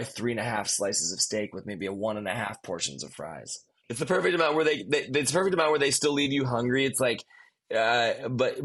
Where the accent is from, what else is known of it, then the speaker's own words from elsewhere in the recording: Highland Park, Illinois, United States; the city that I grew up in Illinois, in Highland Park, Illinois